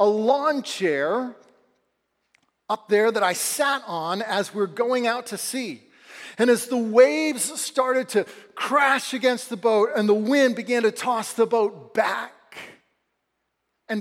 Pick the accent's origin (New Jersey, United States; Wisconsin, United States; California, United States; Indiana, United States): California, United States; Southern; Growing up in Southern California